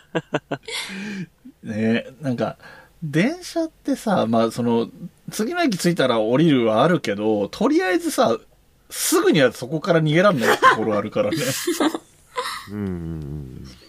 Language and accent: Japanese; Yamanashi, Japan; accent: Koshu dialect; moved away as an adult; also born or lived in Kanagawa / Tokyo; 大学卒業まで山梨にいて、社会に出て、えーと、神奈川